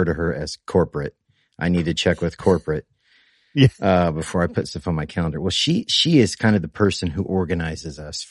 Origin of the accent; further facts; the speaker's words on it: Indiana, United States; we're from Indiana.